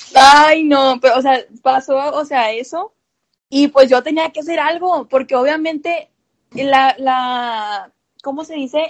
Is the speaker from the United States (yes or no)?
no; Montemorelos, Nuevo León, Mexico; soy de Montemorelos, Nuevo León